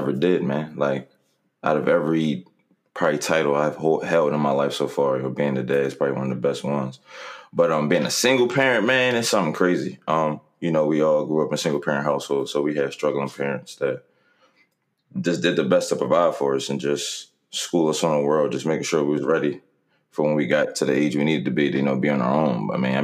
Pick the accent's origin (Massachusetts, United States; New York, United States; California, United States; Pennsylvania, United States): Pennsylvania, United States; Philadelphia; North Philly, best part of Philly